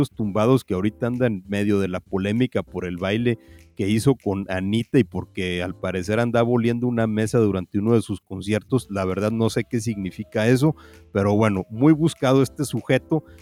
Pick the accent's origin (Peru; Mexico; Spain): Mexico; Mexico City